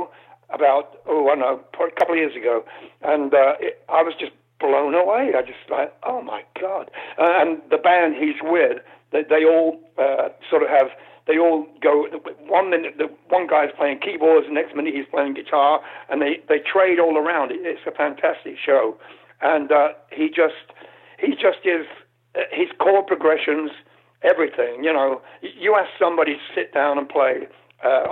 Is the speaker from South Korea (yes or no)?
no; United Kingdom; I'm British